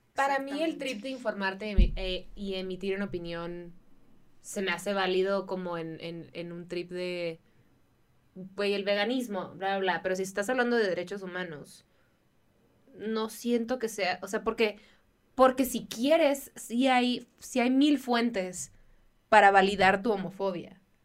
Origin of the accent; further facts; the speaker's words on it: Baja California, Mexico; moved away; en Baja California, de donde yo soy